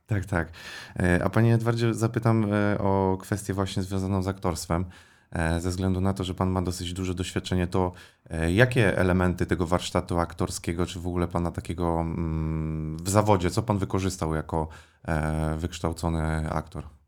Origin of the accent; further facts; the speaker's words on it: Łódź Voivodeship, Poland; mieszkałem, pochodzę z Podłodzi